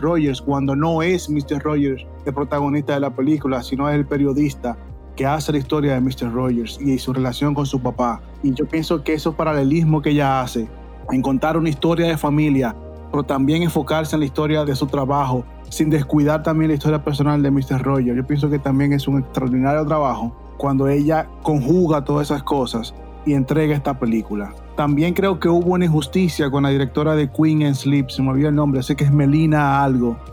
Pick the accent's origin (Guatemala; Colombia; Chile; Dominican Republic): Dominican Republic; now in United States; en mi país, en Dominicana